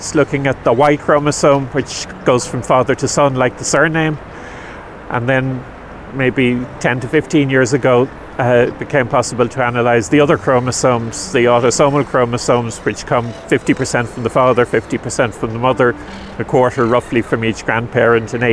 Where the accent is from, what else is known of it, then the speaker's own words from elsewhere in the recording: Dublin, Leinster, Ireland; moved away as an adult; now in Killaloe, Ireland; I was born in Dublin, and I escaped from the big smoke about 20 years ago